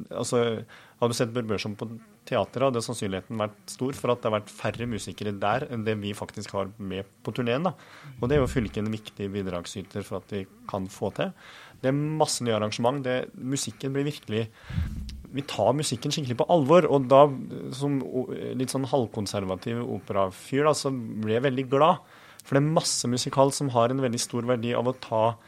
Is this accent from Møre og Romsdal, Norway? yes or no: no; Innlandet, Norway; jeg som kommer fra en bitte liten plass i Østerdalen